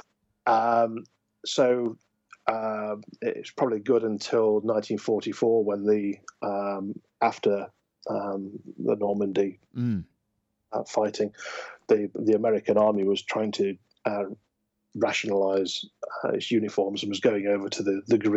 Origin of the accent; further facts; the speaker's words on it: United Kingdom; We are British after all